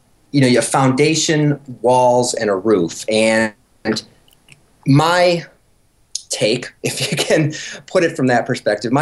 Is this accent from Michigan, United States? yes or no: yes; Michigan, United States; moved away; we're from Michigan originally